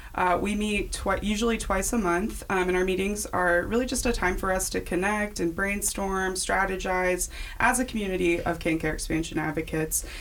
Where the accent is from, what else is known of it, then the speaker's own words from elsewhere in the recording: Kansas, United States; also born or lived in St. Louis, Missouri; here in Kansas